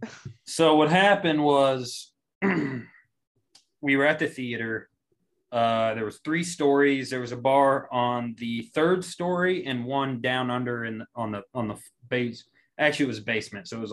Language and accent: English; Monette, Arkansas, United States; I come from Monette, tiny town